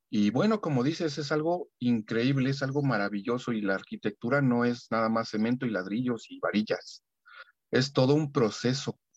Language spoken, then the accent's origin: Spanish; Mexico City, Mexico; Soy soy aquí de la Ciudad de México